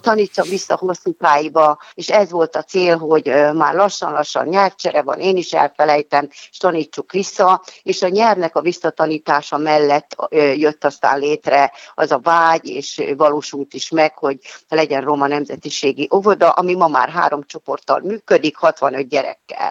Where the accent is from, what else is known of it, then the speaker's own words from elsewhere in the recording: Hungary; moved away as an adult; also born or lived in Budapest; én a telep melletti kis utcában nőttem fel